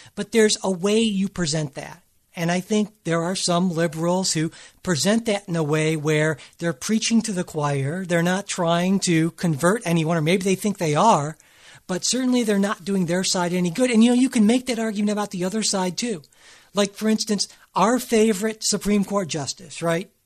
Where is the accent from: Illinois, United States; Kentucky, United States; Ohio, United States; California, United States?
Ohio, United States; Cleveland; I'm from Cleveland, which is very much a working class, kind of underdog sort of city